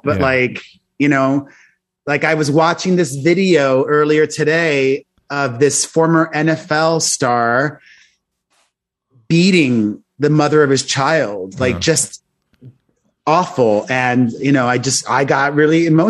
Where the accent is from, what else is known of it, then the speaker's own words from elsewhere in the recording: Miami, Florida, United States; moved away; I grew up in Miami, the son of two Cuban immigrants, and there's a reason I don't live in Miami anymore